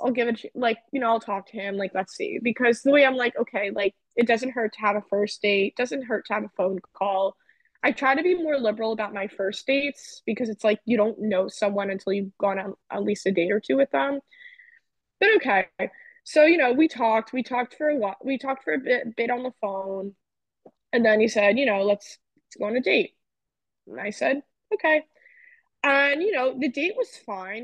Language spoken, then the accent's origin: English; New Jersey, United States; I grew up in New Jersey